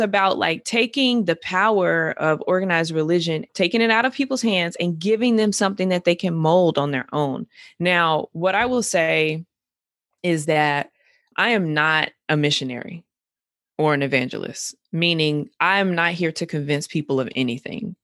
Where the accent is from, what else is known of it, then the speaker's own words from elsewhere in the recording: Greensboro, North Carolina, United States; I'm from Greensboro, I'm from North